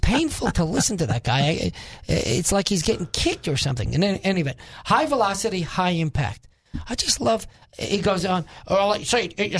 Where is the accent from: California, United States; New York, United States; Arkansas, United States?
New York, United States; moved away; I am originally a New Yorker